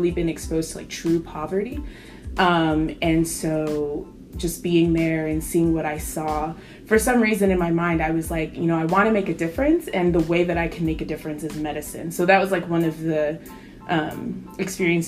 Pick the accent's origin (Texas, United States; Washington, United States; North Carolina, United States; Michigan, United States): North Carolina, United States; I grew up in North Carolina. This has pretty much been home.